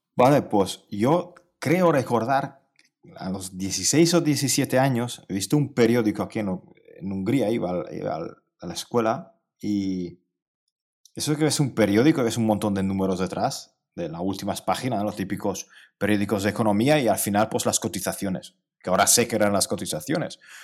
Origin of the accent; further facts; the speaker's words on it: Cluj-Napoca, Cluj County, Romania; Spanish is a second language; also born or lived in Hungary / Spain; now in near Budapest, Hungary; yo nací en Transilvania, eh, donde, de donde es Rácula. Eh, nací en Cluj, en Kolozsvár